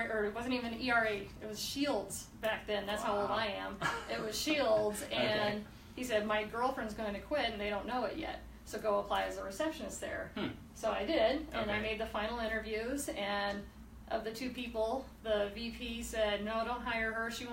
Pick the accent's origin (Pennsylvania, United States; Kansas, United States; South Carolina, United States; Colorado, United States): Colorado, United States; Colorado Springs; been born and raised in Colorado Springs, went to Wasson, so go T-Birds. Just couldn't imagine living anywhere else